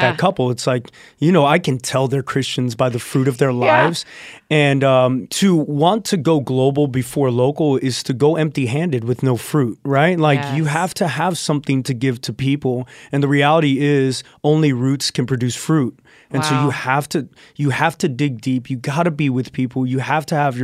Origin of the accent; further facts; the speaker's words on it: South Texas, United States; I grew up in South Texas, Santo, so 2 hours from the border.